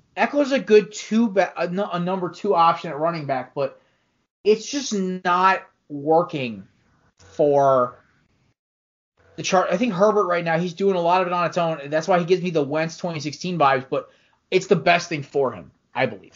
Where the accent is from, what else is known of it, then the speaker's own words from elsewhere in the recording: United States; we're still all Americans